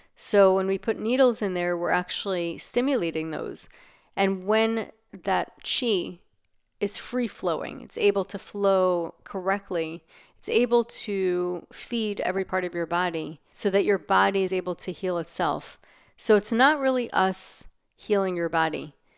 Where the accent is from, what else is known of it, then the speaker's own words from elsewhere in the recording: New York, United States; living in New York, growing up in New York